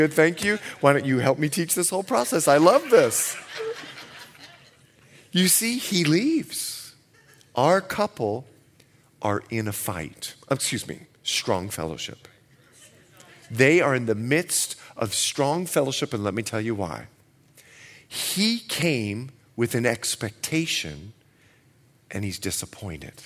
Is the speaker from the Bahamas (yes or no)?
yes; Bahamas; moved away; I'm from the Bahamas